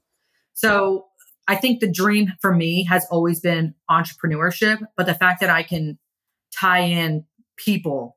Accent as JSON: {"language": "English", "town": "Kingwood", "region": "Texas", "country": "United States", "tie": "born or raised there", "also_born_or_lived": "Pennsylvania", "said": "I grew up in Kingwood"}